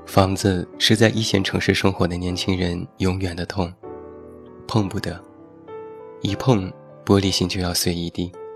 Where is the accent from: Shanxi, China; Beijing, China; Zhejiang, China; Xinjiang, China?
Shanxi, China; Taiyuan; 在我的家乡山西太原